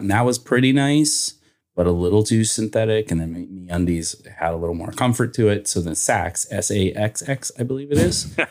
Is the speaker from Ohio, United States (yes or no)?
no; Northern Kentucky, United States; I grew up in Northern Kentucky, right across from Cincinnati